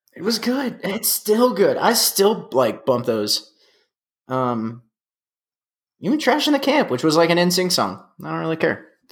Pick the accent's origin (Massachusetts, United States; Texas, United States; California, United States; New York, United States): Texas, United States; San Antonio; we're from San Antonio